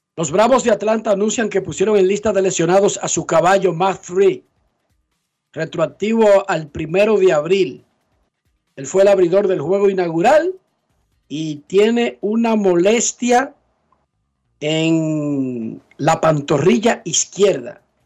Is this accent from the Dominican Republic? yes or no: yes; Dominican Republic